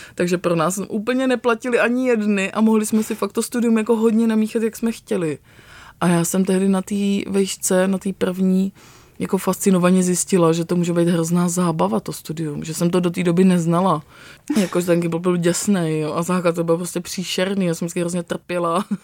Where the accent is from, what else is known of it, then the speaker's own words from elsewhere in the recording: Pardubice, Pardubice Region, Czechia; also born or lived in Vranov Reservoir (South Moravia); já jsem vyrostla částečně v Pardubicích